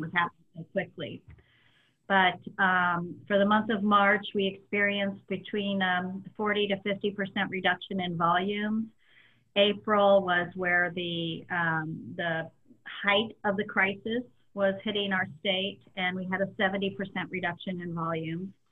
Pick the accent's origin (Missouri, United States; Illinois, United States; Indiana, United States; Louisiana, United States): Indiana, United States; Indianapolis; I grew up just a couple blocks from the track